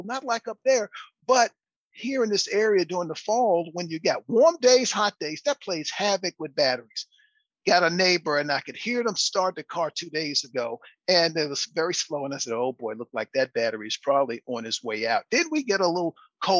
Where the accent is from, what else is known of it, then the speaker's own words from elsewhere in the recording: East Coast, United States; now in Houston, United States; I grew up with snow up to my belly button growing up on the East Coast